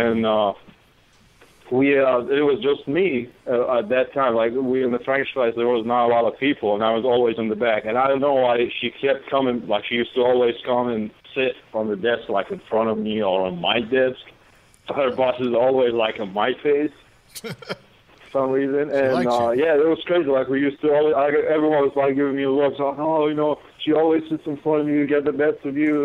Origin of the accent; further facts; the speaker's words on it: Baghdad, Baghdad Governorate, Iraq; moved away as an adult; now in United States; I'm actually from Baghdad, Iraq.